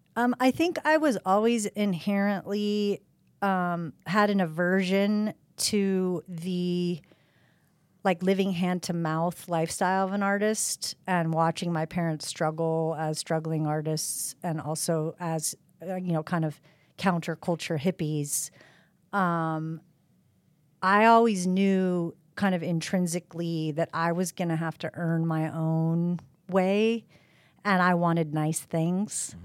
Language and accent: English; Eugene, Oregon, United States; I'm originally from Eugene, Oregon